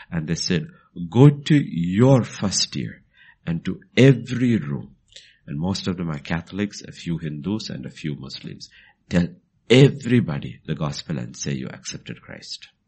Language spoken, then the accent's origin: English; Bhutan; because uh, I came from Bhutan and I brought some of those things from there